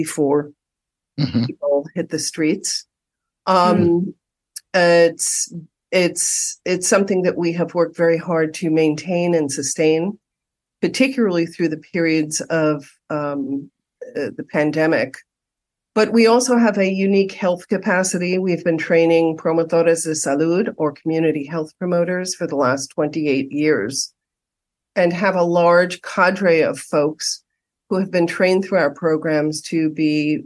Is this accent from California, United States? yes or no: no; New York City, New York, United States; moved away as an adult; also born or lived in Damascus, Syria; now in Los Angeles, United States; having been born and raised in New York City